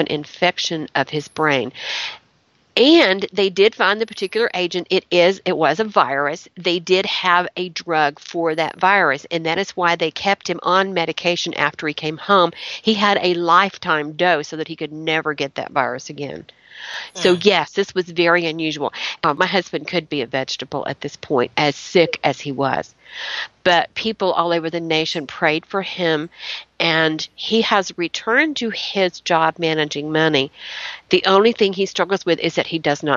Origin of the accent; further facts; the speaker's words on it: Chattanooga, Tennessee, United States; I grew up in Chattanooga around the Civil War